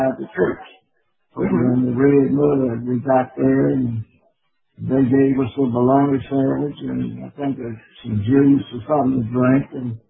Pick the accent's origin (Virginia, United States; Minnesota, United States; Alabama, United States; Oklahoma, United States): Alabama, United States; Chilton County; when I grew up in Chilton County, we only had one black school